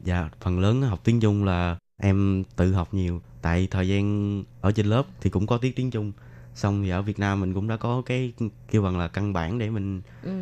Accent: Bac Lieu, Vietnam; moved away as an adult; now in Taiwan; Em đến từ Bạc Liêu

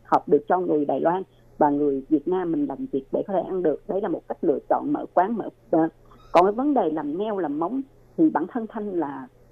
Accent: Ho Chi Minh City, Vietnam; moved away as an adult; now in Taiwan; là người thành phố Hồ Chí Minh

